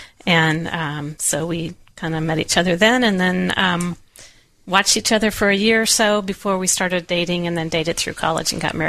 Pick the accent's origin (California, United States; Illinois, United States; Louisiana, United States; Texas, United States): Illinois, United States; outside of Chicago; now in Kansas, United States; I grew up outside of Chicago.